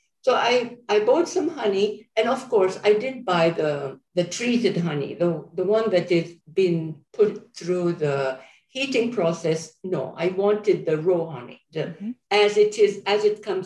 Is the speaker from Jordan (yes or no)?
yes; Jordan; moved away; I'm from Jordan, and I go visit my family at least once a year.